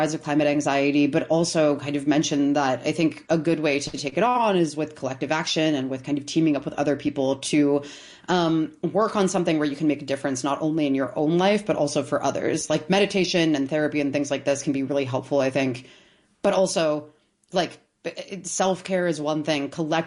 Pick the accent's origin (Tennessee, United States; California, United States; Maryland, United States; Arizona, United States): Maryland, United States; Towson; I grew up in Towson